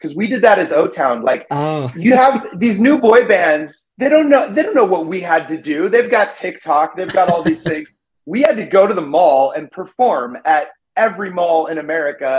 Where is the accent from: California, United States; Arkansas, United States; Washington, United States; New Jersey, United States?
California, United States; Redding; moved away as an adult; I grew up in a really small town in Northern California. It's about 3 hours north of San Francisco. It's called Redding